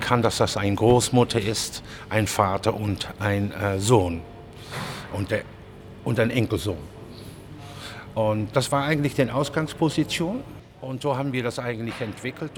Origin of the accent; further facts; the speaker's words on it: Netherlands; German is a second language; also born or lived in Germany; ich komme aus Holland.